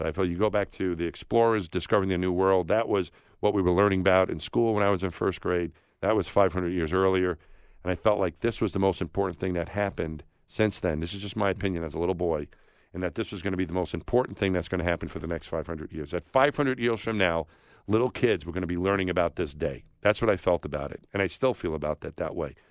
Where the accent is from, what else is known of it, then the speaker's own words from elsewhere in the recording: New York, United States; I grew up thinking I was from my neighborhood in New York. Then I was a New Yorker.